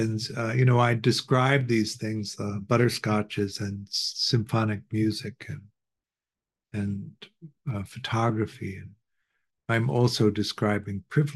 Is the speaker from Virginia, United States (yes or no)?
no; Chicago, Illinois, United States; We grew up in Chicago